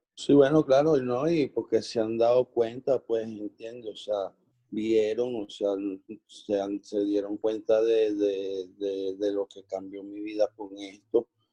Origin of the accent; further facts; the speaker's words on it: Venezuela; somos, somos coterráneos, somos venezolanos